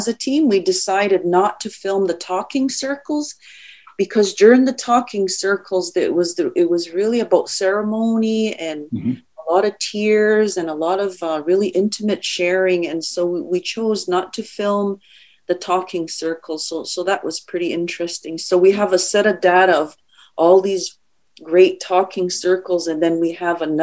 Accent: Kahnawake, Quebec, Canada; I'm from the Ganyangahaga community of Ganawage

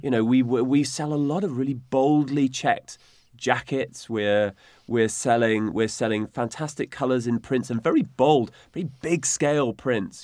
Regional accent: United Kingdom; as British, you know, the Brits have been great travellers

